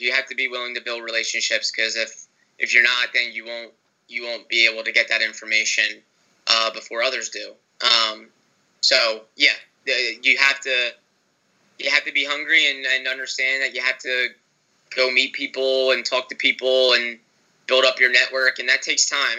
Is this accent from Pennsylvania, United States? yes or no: yes; Broomall, Pennsylvania, United States; I'm from right outside in Delaware County in Broomall